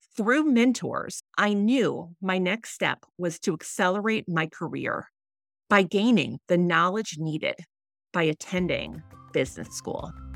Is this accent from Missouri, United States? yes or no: yes; St. Louis, Missouri, United States; moved away as an adult; also born or lived in Philadelphia; we returned to my hometown of Saint Louis.